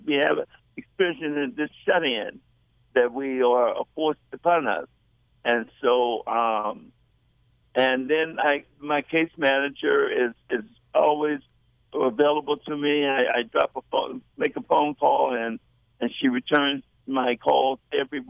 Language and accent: English; Chicago, Illinois, United States; moved away; also born or lived in East Coast; born in Chicago